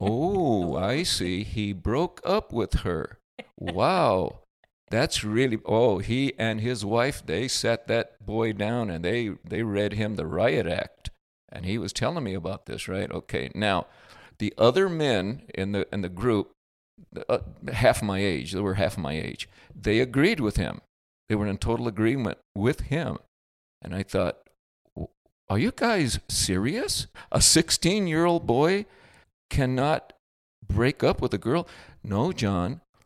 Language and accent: English; California, United States; accent: California; I'm from California